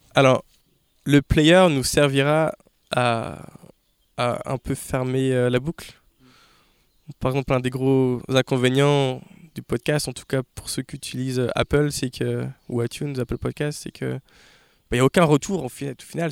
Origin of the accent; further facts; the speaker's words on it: Laval, Pays de la Loire, France; also born or lived in New York; now in Laval, France; je viens de Laval